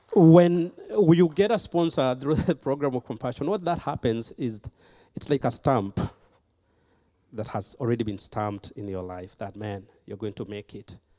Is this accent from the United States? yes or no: no; Kenya; moved away; I was born and raised in Kenya